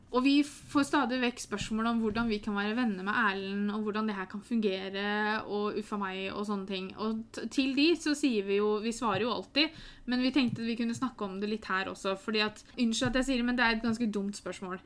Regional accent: Norway; Jeg er født i Norge, jeg har norske foreldre.

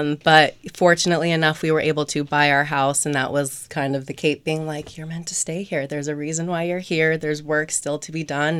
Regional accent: Eastham, Massachusetts, United States; also born or lived in Orleans, Massachusetts; I grew up in East Ham, um, spent the second half of my high school at Nauset

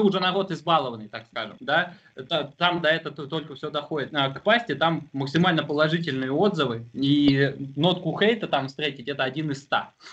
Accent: Tomsk, Tomsk Oblast, Russia; moved away as an adult; also born or lived in Omsk; Сами мы как из Томска

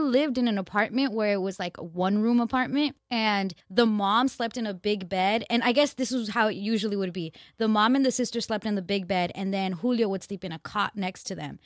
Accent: Glendale, California, United States; in L A, in my, where I grew up in Glendale

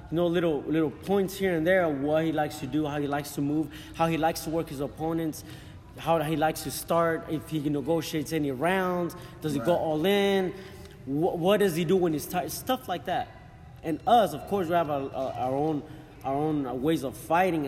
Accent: Fresno, California, United States; I do have a lot of love also for Fresno, California. That's where I'm from. I was raised in Fresno, California.

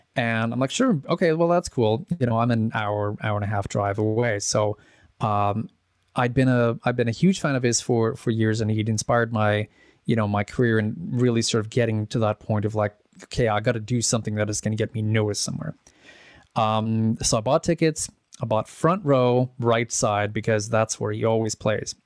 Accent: Edmonton, Alberta, Canada; also born or lived in Czech Republic; grew up in Edmonton.

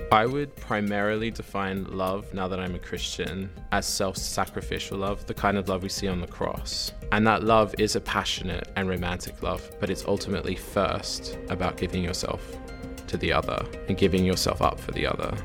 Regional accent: Sydney, New South Wales, Australia; moved away as an adult; now in Oxford, United Kingdom; I am from Sydney, Australia, originally.

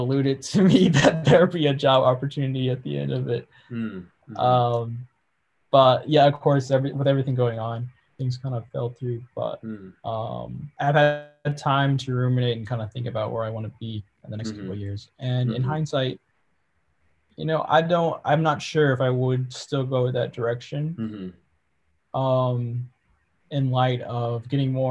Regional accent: Michigan, United States; I was born and raised in Michigan. I've been here pretty much my whole life

